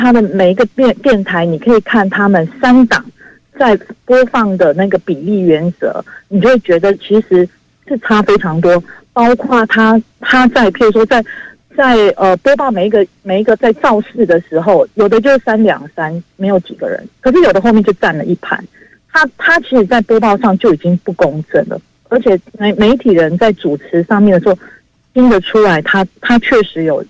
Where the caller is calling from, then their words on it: Hualien, Hualien County, Taiwan; 我住花莲。